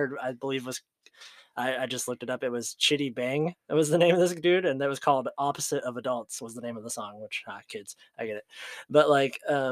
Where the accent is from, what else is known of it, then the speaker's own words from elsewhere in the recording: Ohio, United States; we're from Ohio.